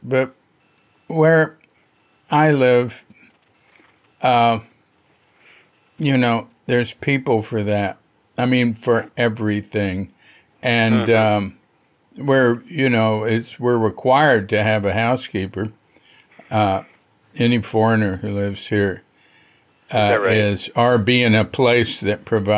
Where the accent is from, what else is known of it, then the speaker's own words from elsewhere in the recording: Fort Worth, Texas, United States; I come from Fort Worth, Texas, and we had a technical high school